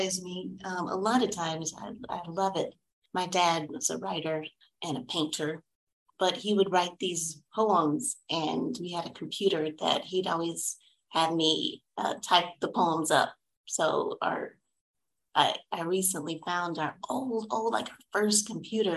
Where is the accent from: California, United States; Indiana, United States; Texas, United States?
Texas, United States; Fort Worth; I am from Fort Worth, Texas. And I like to say that because I'm a little Southern girl